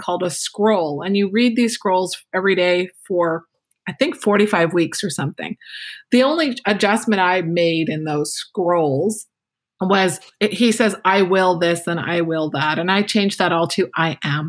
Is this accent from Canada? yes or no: yes; Canada; I'm Canadian